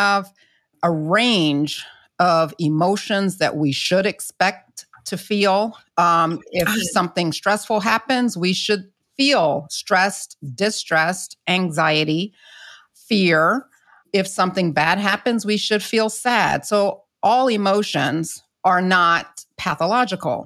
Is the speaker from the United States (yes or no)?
yes; the South, United States; I'm not from the Caribbean, but I'm from the South, where I grew up culturally